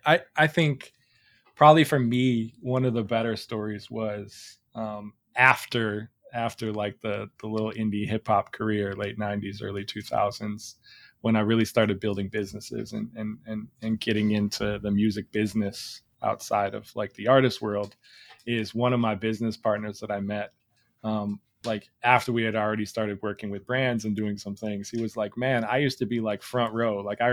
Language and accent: English; Chicago, Illinois, United States; I'm from Chicago.